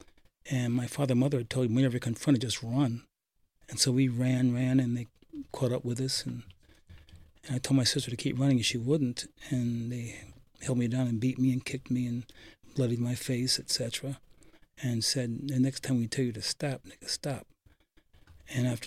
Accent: Poughkeepsie, New York, United States; Growing up in Poughkeepsie, it was during segregation

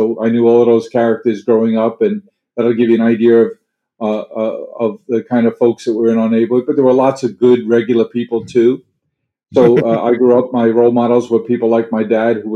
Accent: New York City, New York, United States; I grew up in New York City in Queens County, South Queens, a very blue-collar neighborhood

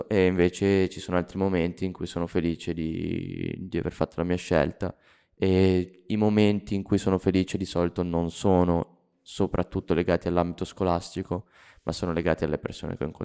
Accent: Milan, Lombardy, Italy; born there; nasco a Milano, mi muovo in una città famosa per Berlusconi, diciamo

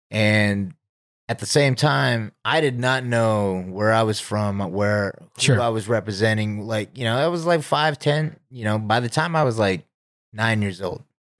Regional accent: Vancouver, British Columbia, Canada; born there; Well, I was actually born in Vancouver, Canada.

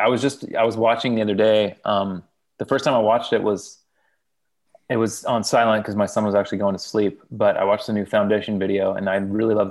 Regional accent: Modesto, California, United States; also born or lived in Fresno, California; I was born in a town called Fresno, California, raised in Modesto, which is a little bit north of Fresno. In the Central Valley of California, farmland.

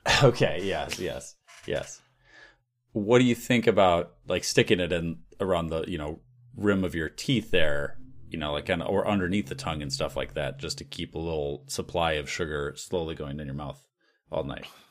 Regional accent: United States; as an American

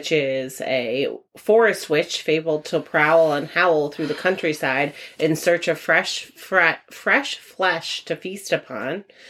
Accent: New England, United States; we're from New England

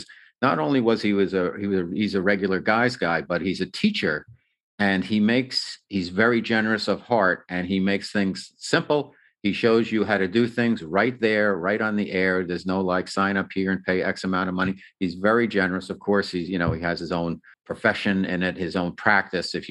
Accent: New Jersey, United States; moved away as an adult; also born or lived in New York City; now in Southern California, United States; All my growing up in Jersey, my time in Manhattan, New York City, my corporate career there, my travels around the world, and then ending up here

